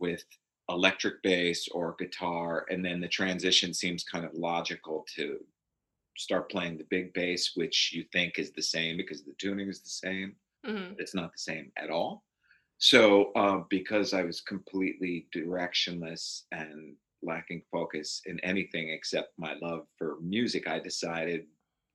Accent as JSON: {"language": "English", "town": "Port Chester", "region": "New York", "country": "United States", "tie": "born or raised there", "also_born_or_lived": "Greenwich, Connecticut", "said": "I was born in Greenwich, Connecticut, not far from here. I was raised in Portchester, New York, also not far, well, I say not far from here, where we currently live. I grew up there my whole life"}